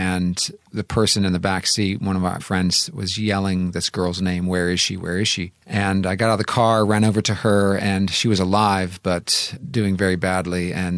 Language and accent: English; Santa Clara, California, United States; moved away as an adult; So I am a native Californian, grew up in Santa Clara, California. So it's good to be back in my home state here this week.